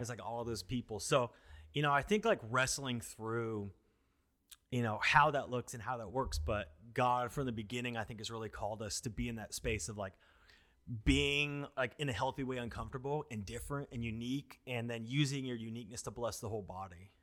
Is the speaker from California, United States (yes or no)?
no; Washington, United States; moved away as an adult; now in Tempe, United States; growing up in Washington, my family always grew food.